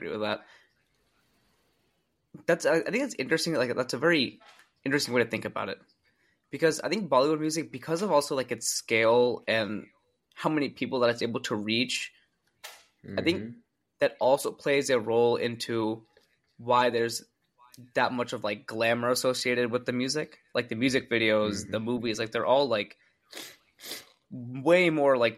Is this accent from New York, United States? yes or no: yes; Long Island, New York, United States; We grew up in Long Island in New York.